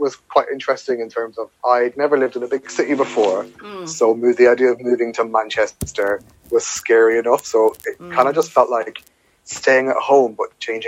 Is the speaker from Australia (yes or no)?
no; Ireland; moved away; here's my background of growing up in Ireland in a context